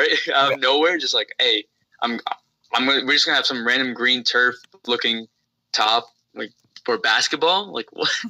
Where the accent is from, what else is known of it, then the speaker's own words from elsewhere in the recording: New York, United States; the Knicks, because I'm from New York, New Jersey area.